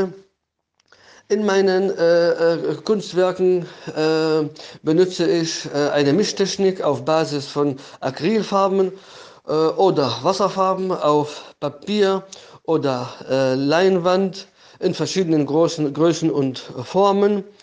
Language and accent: German; Homs, Homs Governorate, Syria; danach habe ich 1997 in meiner Heimatstadt Homs in Syrien meine erste private Ausstellung äh, äh, äh gemacht.